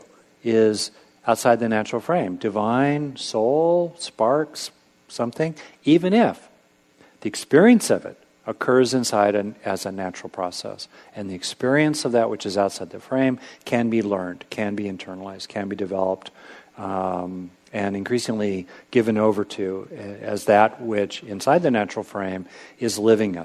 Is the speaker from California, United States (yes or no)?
yes; California, United States; I grew up in California